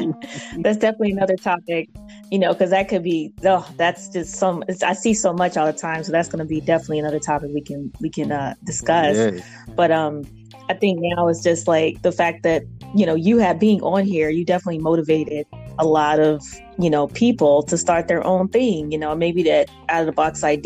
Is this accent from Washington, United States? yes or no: no; Virginia, United States; also born or lived in Atlanta, United States; just growing up in Virginia and Atlanta and just been all over Connecticut